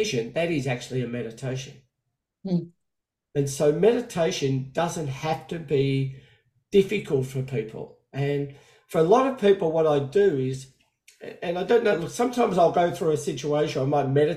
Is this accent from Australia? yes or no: yes; Australia; now in United States; I'm now living in America, even though I'm from Australia